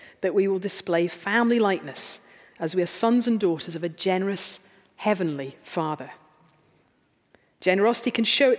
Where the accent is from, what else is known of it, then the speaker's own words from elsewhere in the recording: United Kingdom; we're British